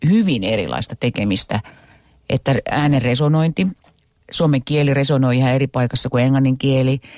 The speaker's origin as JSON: {"language": "Finnish", "region": "Savonia", "country": "Finland", "said": "mä oon savolainen, mutta mä puhun periaatteessa jonkinlaista kirjakieltä"}